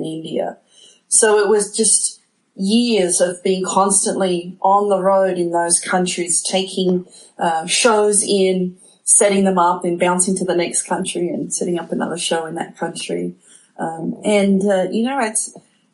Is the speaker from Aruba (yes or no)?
no; Sydney, New South Wales, Australia; moved away as an adult; now in United States; I grew up in Sydney, Australia. And, spent my whole childhood there